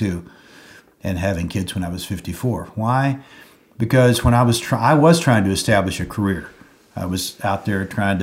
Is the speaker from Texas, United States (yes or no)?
yes; Dallas, Texas, United States; now in Charleston, United States; I was raised in Dallas